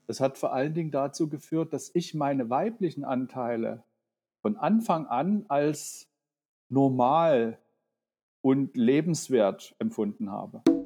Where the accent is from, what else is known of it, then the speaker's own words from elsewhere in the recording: Dresden, Saxony, Germany; moved away as an adult; now in Berlin, Germany; Ich bin in Dresden aufgewachsen und 89 eben hierher, wie man damals sagte, ausgereist